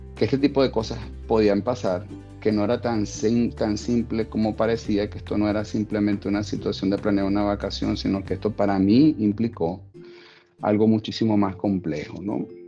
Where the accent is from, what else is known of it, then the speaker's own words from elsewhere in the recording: Venezuela; moved away as an adult; en mi país natal, en Venezuela